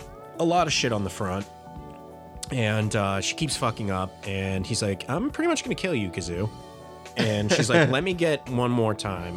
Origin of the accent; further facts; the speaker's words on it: Trinidad & Tobago; I'm from Trinidad. Technically, I want to make sure we're doing our regions. Fuck. I'm Trinidadian.